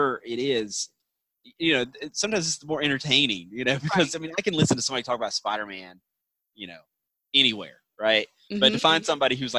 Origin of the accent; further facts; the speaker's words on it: Georgia, United States; accent: Southern twang; I will hear that Southern twang in my voice